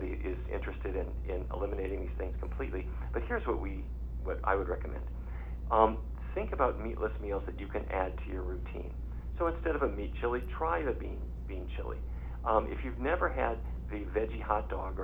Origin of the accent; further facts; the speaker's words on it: North Dakota, United States; I grew up in North Dakota.